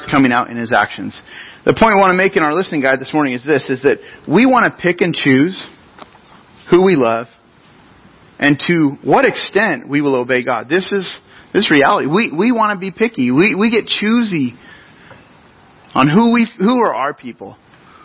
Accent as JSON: {"language": "English", "town": "Grover Beach", "region": "California", "country": "United States", "tie": "born or raised there", "said": "I grew up in Grover Beach. It's a city along our central coast"}